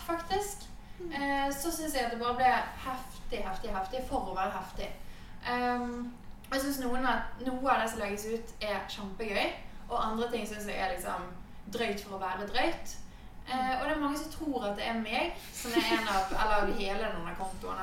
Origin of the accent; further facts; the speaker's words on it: Bergen, Vestland, Norway; Jeg er fra Bergen